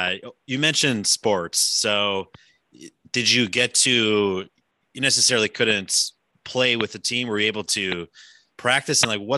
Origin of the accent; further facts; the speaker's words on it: Wisconsin, United States; Grew up in Wisconsin, so was a Bucks fan.